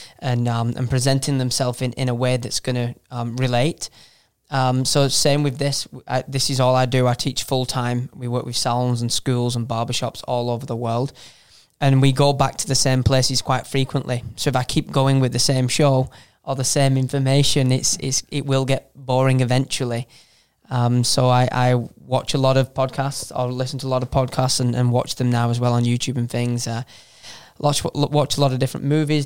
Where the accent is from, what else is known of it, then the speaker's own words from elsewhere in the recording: Manchester, North West England, United Kingdom; moved away as an adult; now in United States; I'm originally from Northern England, Manchester